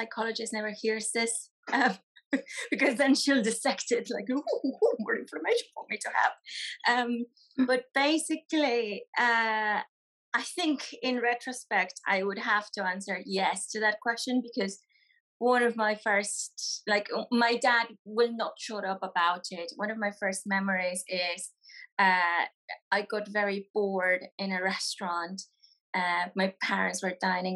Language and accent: English; Mexico; now in United Kingdom; I'm a children's author and illustrator from Mexico.